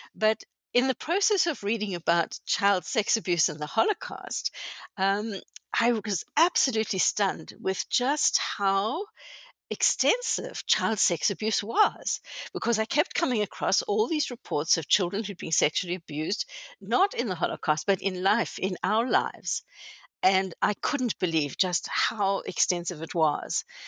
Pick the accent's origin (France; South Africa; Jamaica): South Africa; moved away as an adult; now in Canada; I was born in South Africa many years ago. Um, grew up there and went to university there